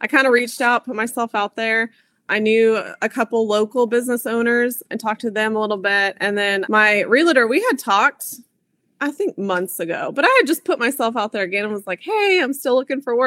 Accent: Kansas, United States; moved away as an adult; also born or lived in Germany; I am from Kansas.

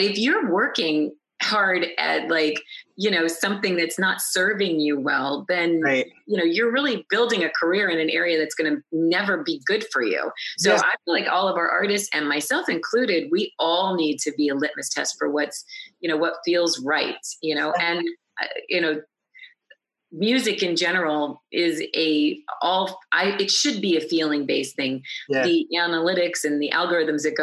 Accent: Scranton, Pennsylvania, United States; also born or lived in Jessup, Pennsylvania / the Poconos, Pennsylvania; I was born in Scranton, Pennsylvania

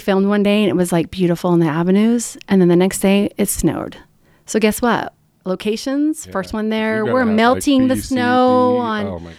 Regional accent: Missouri, United States; I'm a Missouri girl. I am a farm girl.

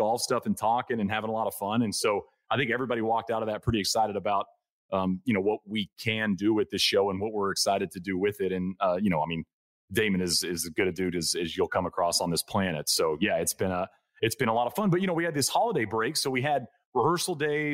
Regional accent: Texas, United States; moved away; also born or lived in West Coast; I grew up in Texas, but I've lived out there for a long, long time

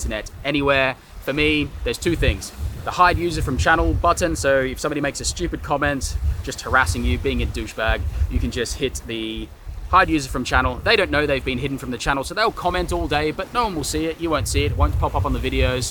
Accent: Australia; moved away as an adult; now in London, United Kingdom; I'm Australian, so I live there obviously

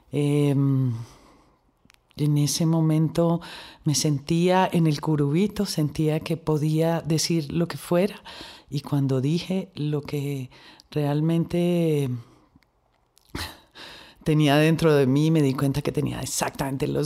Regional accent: Colombia; yo soy actriz, yo soy una mujer, yo soy colombiana, yo soy brava

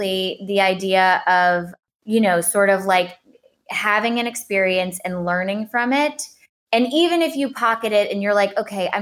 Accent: New Orleans, Louisiana, United States; also born or lived in Los Angeles, United States; we both grew up, were born and raised in New Orleans

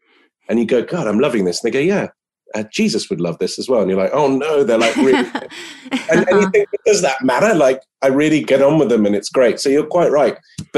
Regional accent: Lebanon; also born or lived in United Kingdom; for me being British, I grew up in Lebanon, so I'm certainly not averse to guns

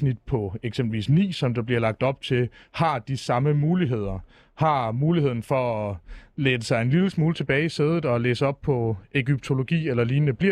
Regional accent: Fredericia, Southern Denmark, Denmark; Nej, jeg er fra Fredericia.

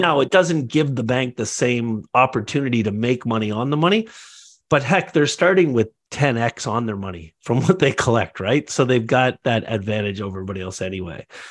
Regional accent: Canada; also born or lived in Toronto; I'm Canadian, I live in Toronto

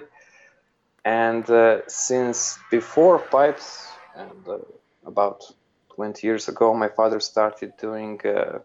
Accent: Serbia; also born or lived in Belgrade; I grew up in Serbia

